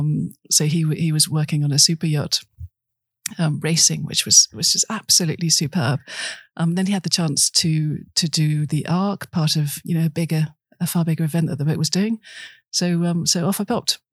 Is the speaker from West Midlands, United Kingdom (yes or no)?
yes; Birmingham, West Midlands, United Kingdom; moved away; I grew up in Birmingham, which is about as far as the sea, far from the sea as you can get.